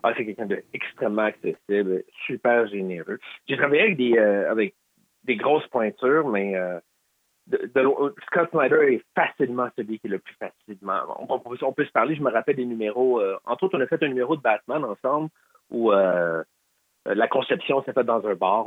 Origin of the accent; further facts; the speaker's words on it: Quebec, Canada; On est des Québécois